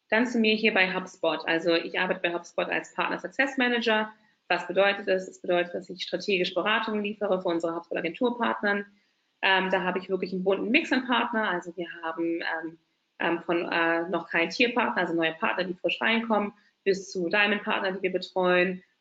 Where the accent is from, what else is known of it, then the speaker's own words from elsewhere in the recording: Berlin, Germany; ich bin waschechte Berlinerin. Warum sage ich das? Ähm, von uns gibt es nicht mehr so viele, vor allem in Berlin. Wird immer gefragt, ach, du kommst aus Berlin? Ja, Tatsache. Hier geboren, hier aufgewachsen, also eine richtige Berlinerin.